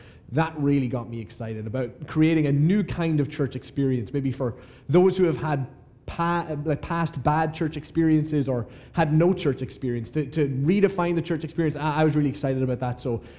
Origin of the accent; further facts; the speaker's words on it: Ireland; moved away as an adult; now in Atlanta, United States; Not just not from South Florida, I'm also not from Atlanta, which is probably obvious. I'm actually from Ireland